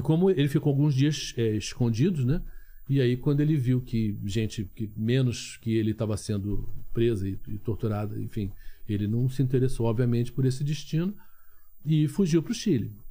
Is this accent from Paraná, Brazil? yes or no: no; Rio de Janeiro, Brazil; Eu nasci no Rio de Janeiro